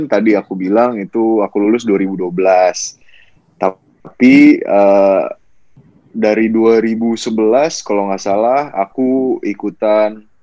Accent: Bekasi, West Java, Indonesia; now in Jakarta, Indonesia; Enggak, aku asli Bekasi, Bekasi

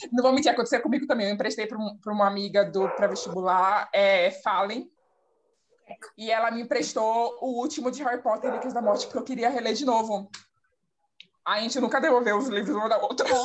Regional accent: Salvador, Bahia, Brazil; eu sou de Salvador, Bahia. Tenho 27 anos, sou a mais velha aqui do rolê.

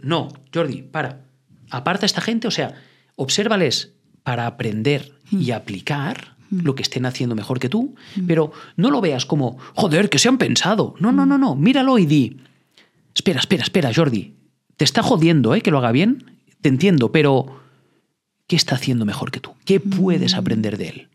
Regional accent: Andorra; Yo no estoy en España, yo soy de Andorra, soy andorrano

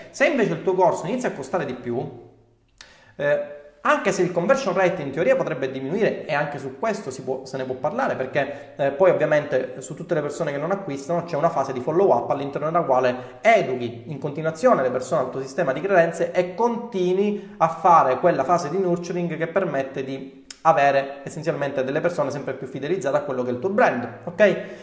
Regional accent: Sicily, Italy; accent: Sicilian; ho l'accento siciliano

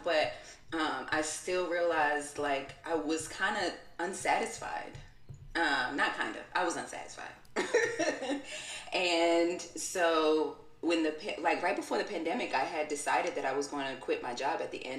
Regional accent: New York City, New York, United States; also born or lived in Brooklyn / Albany, New York; I'm from Queens and I was living in Brooklyn

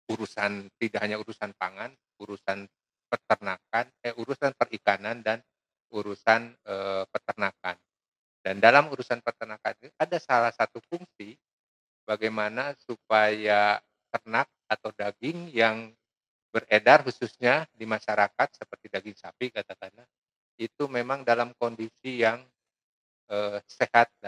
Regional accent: West Java, Indonesia; Jadi karena saya orang Sunda namanya ….

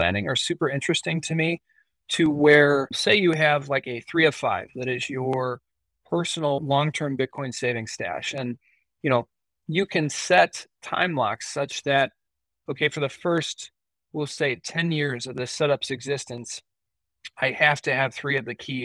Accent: United States; as an American

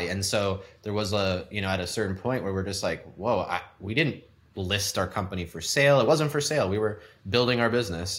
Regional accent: The Woodlands, Texas, United States; also born or lived in San Francisco / Houston; growing up in Texas in Houston, I'm like, we moved from San Francisco to the Woodlands where I grew up

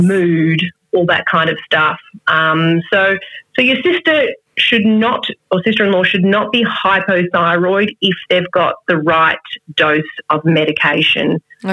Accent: Melbourne, Victoria, Australia; moved away as an adult; also born or lived in Adelaide; I moved back to Melbourne, my hometown

